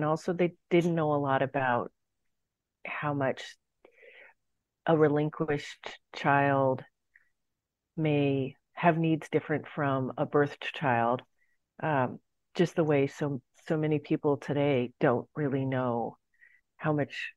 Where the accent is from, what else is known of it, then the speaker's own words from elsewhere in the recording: San Francisco, California, United States; I was born in San Francisco